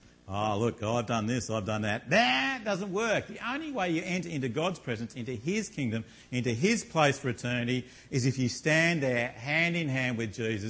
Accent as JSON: {"language": "English", "town": "Launceston", "region": "Tasmania", "country": "Australia", "moved": "yes", "said": "I come from Launceston in Tasmania"}